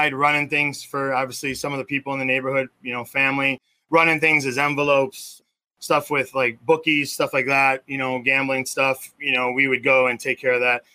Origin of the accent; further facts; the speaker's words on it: Melrose Park, Illinois, United States; Grew up in a small suburb just west of there, very small, called Melrose Park.